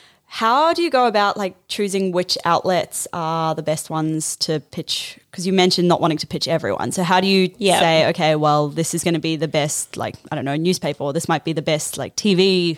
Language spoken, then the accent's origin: English; New Zealand; now in Australia; So I'm actually from New Zealand